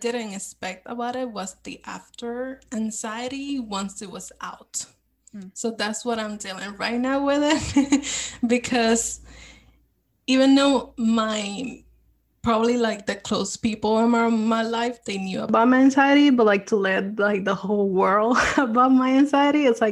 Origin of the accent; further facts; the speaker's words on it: Puerto Rico; moved away as an adult; now in New York, United States; I grew up in Puerto Rico and then I moved to New York